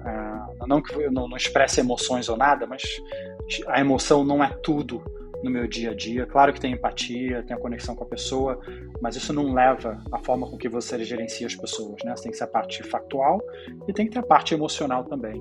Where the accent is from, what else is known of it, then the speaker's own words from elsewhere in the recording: Brazil; moved away as an adult; also born or lived in Israel / Spain; now in Zurich, Switzerland; a gente se mudou para o Brasil quando eu tinha seis anos